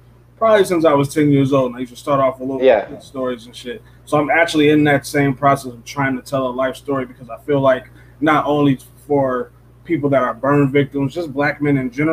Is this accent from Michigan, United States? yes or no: yes; Detroit, Michigan, United States; also born or lived in Belleville, Michigan; I grew up in fucking Detroit, Michigan. And then when I moved from Detroit, Michigan out to Belleville